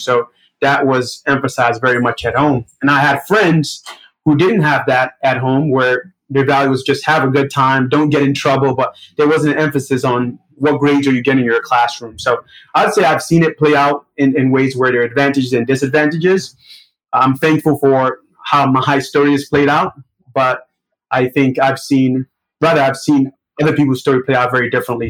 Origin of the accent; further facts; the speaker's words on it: New York City, New York, United States; accent: Brooklyn; also born or lived in Nigeria; I was born in Nigeria, but my family immigrated to United States when I was about seven years old, and since then, I've been living in Brooklyn